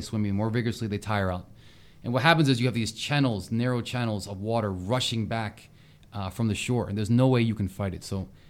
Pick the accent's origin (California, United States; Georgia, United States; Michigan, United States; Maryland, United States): Maryland, United States; Ocean City; And I grew up near Ocean City, Maryland. So I'm going to give a little shout out to my old hometown.